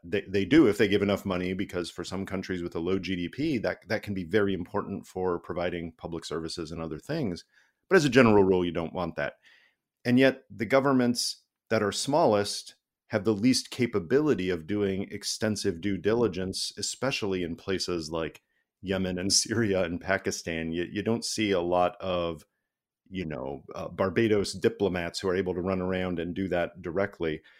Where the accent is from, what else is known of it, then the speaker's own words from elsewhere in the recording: United States; I'm an American citizen, and I have a U S passport